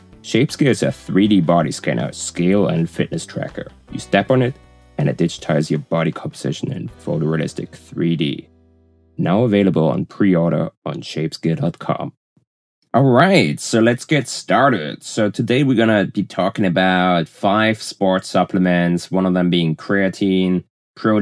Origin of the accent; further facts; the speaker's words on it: Germany; accent: German; English is a second language; moved away; As you can probably tell from my accent, I'm originally from Germany